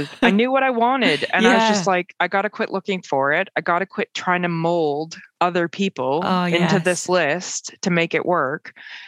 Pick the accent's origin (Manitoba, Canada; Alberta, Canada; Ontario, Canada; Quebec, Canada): Ontario, Canada; north of Toronto; moved away as an adult; also born or lived in Halifax, Nova Scotia; now in Aylesford, United Kingdom; I grew up in outside of Toronto, north of Toronto, in a beautiful neighborhood